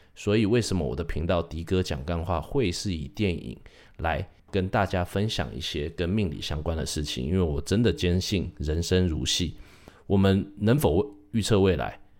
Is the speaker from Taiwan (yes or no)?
yes; Taiwan; 我是土生土长，在台湾念书长大的